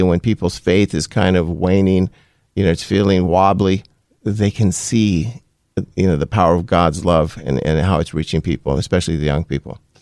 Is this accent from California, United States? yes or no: yes; Compton, California, United States; also born or lived in Los Angeles County; my childhood up until high school was in Compton, uh, California